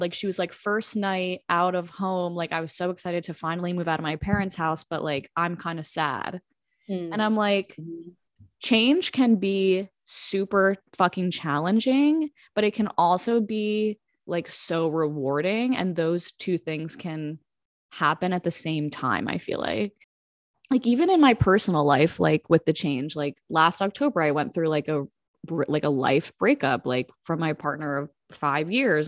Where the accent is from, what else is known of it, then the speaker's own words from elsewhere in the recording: New Jersey, United States; now in Washington, United States; I'm from South Jersey, now living in Washington, D C